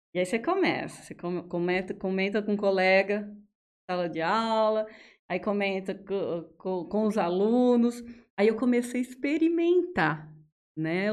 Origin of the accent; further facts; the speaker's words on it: Araraquara, São Paulo, Brazil; moved away as an adult; also born or lived in Mato Grosso / Mato Grosso do Sul; now in Jales, Brazil; Eu sou da cidade de Araraquara, sou nascida lá. E acabei morando em vários lugares